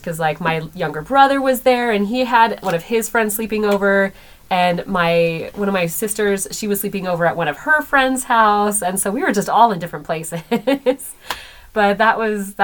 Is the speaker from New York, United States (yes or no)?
no; California, United States; also born or lived in Massachusetts / Florida; when I was 10, I moved to California into the same area that Erica lived